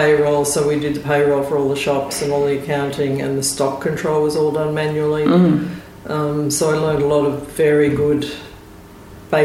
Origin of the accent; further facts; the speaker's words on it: Melbourne, Victoria, Australia; also born or lived in Ballarat; I was born in Ballarat, which is just out of Melbourne.